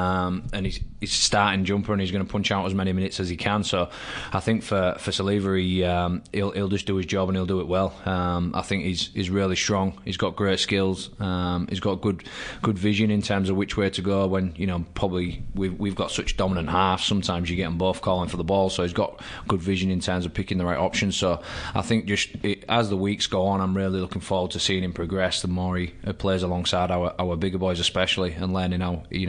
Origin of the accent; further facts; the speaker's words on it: England, United Kingdom; moved away as an adult; now in Canberra, Australia; I'm still English